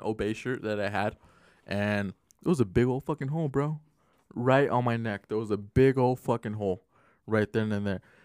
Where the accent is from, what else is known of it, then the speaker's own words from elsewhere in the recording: Glendale, Arizona, United States; growing up in Glendale